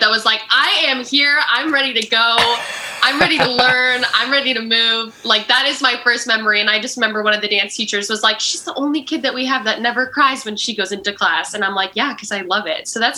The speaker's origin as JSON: {"language": "English", "country": "Canada", "said": "I'm from Canada."}